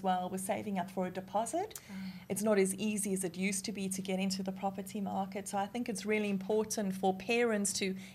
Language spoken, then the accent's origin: English; Australia; as Australian women